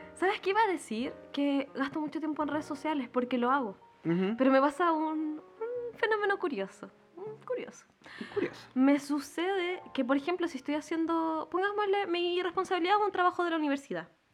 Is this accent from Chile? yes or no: yes; Chile; nosotros como chilenos